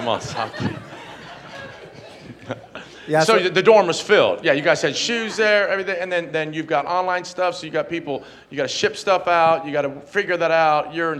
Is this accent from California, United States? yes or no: no; Johnson City, Tennessee, United States; I grew up in Johnson City, Tennessee.